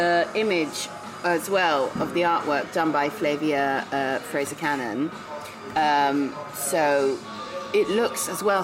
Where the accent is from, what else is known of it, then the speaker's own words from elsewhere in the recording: Israel; moved away as an adult; also born or lived in England; now in London, United Kingdom; then we moved to Israel. So I was there from the age of 6 till 22